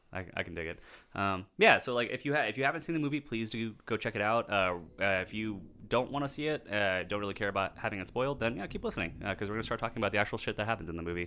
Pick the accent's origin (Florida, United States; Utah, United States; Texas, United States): Texas, United States; being born and raised in Texas